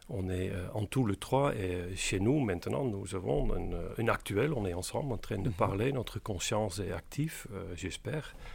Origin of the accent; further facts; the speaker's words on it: Capelle aan den IJssel, South Holland, Netherlands; born there; French is a second language; né dans une petite euh, banlieue de Rotterdam qui s'appelle Capelle aan de IJssel.